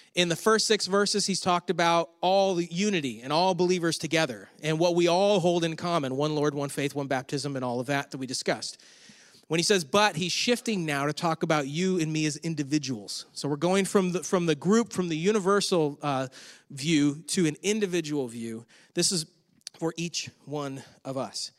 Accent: Western New York, United States; moved away; I'm from Western New York

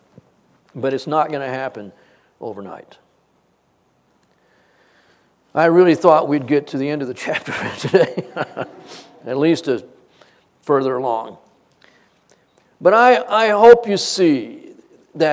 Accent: United States; also born or lived in Texas; I am not American

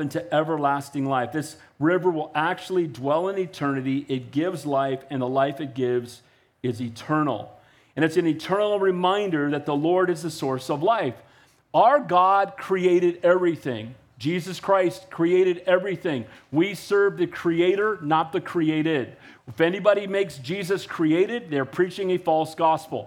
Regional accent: Santa Cruz, California, United States; I grew up in Santa Cruz

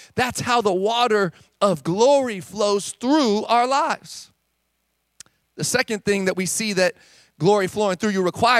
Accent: California, United States; I'm from California.

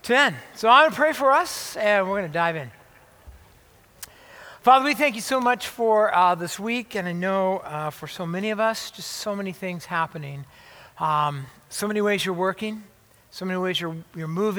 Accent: La Habra, California, United States; moved away as an adult; I was actually born and raised in Southern California, Orange County, LA area

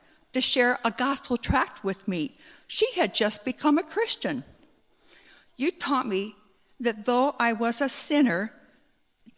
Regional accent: Faulkton, South Dakota, United States; a confused little girl growing up in Faulkton.

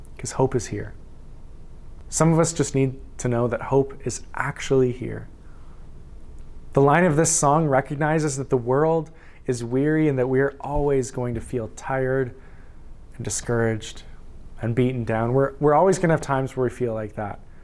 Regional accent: Saskatchewan, Canada; I'm from Saskatchewan. I was born there.

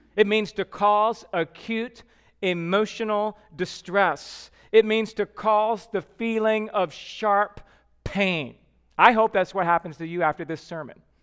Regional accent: Georgia, United States; moved away; I'm from Georgia.

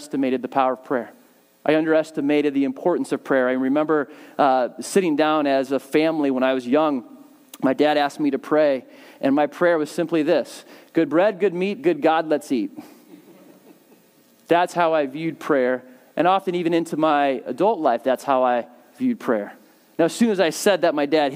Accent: Southern California, United States; I grew up in Southern California

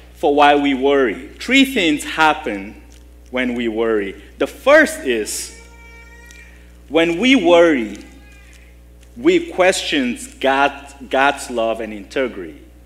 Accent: Nigeria; moved away; growing up in Nigeria, we didn't have much

